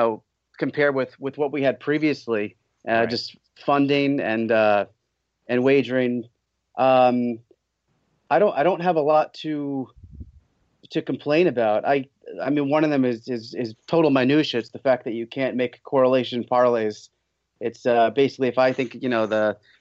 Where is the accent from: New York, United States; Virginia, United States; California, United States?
New York, United States; Poughkeepsie; I grew up in Poughkeepsie.